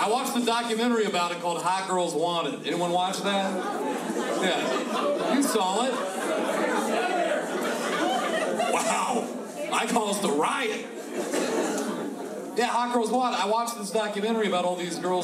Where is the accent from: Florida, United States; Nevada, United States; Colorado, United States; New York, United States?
Florida, United States; growing up in Florida